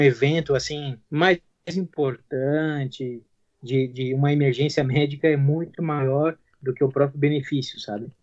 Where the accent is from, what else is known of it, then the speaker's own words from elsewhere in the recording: southern Santa Catarina, Brazil; eu sou daqui de Santa Catarina, do sul de Santa Catarina